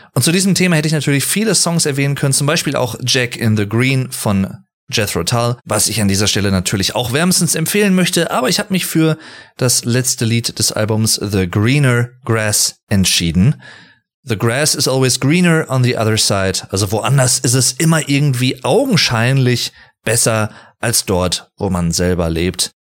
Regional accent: Sauerland, North Rhine-Westphalia, Germany; ich liebe das Sauerland hier. Ich habe auch in einer Folge schon mal etwas mehr über meine Heimat gesprochen

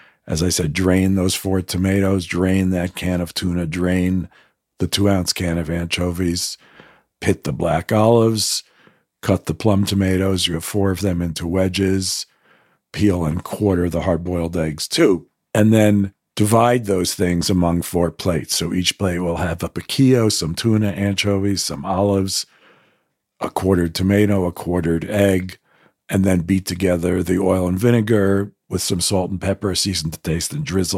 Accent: United States; I grew up as an American Jew

